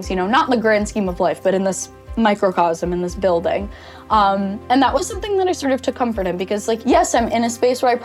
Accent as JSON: {"language": "English", "area": "Long Island", "region": "New York", "country": "United States", "said": "I am from Long Island, New York. I grew up a Rangers fan and a Mets fan"}